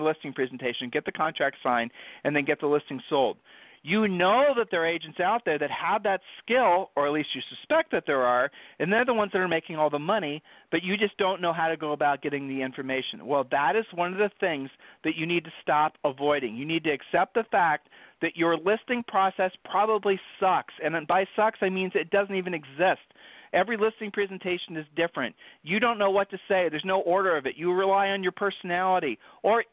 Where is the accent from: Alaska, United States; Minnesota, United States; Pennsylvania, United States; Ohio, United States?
Ohio, United States; we're from Ohio